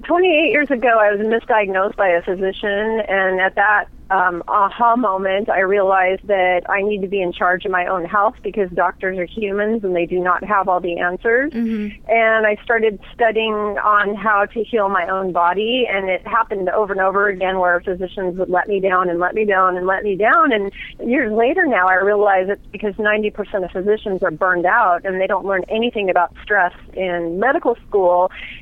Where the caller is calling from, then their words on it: Seattle, Washington, United States; Seattle, Washington.